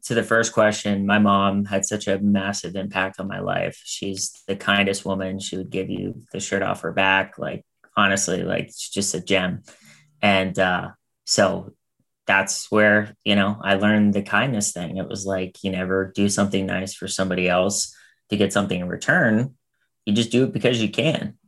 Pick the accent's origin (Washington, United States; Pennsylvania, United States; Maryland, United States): Pennsylvania, United States; Pittsburgh; now in Los Angeles, United States; I'm from Pittsburgh originally